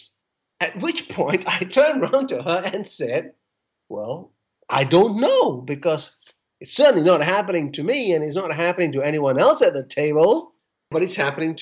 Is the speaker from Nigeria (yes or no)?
no; Malaysia; moved away; I'm Malaysian Indian. So as an Indian growing up in Malaysia